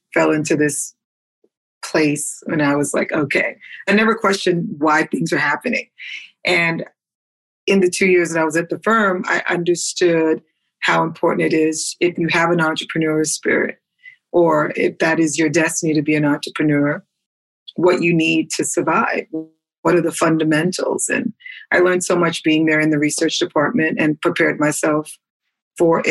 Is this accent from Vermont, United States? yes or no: no; New York City, New York, United States; growing up in the Bronx.